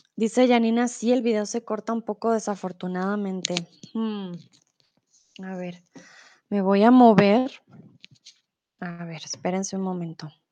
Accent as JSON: {"language": "Spanish", "region": "Bogotá", "country": "Colombia", "moved": "yes", "lives_now": "Germany", "said": "soy de Colombia, de Bogotá. Vivo comúnmente en Alemania"}